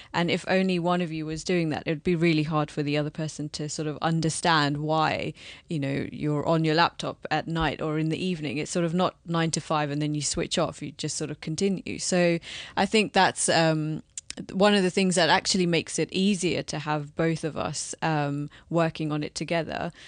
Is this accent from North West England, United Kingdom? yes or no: no; London, United Kingdom; Born and brought up here